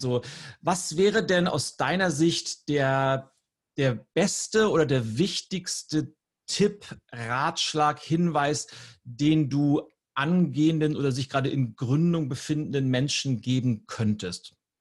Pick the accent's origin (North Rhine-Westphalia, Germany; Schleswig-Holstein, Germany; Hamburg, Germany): Schleswig-Holstein, Germany; Lübeck; meine Heimatstadt Lübeck